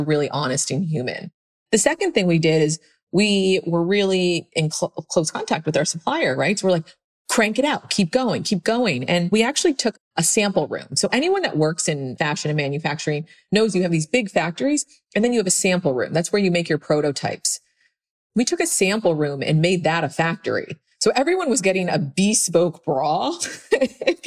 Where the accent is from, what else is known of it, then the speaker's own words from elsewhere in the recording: Pennsylvania, United States; moved away; I was this girl from Pennsylvania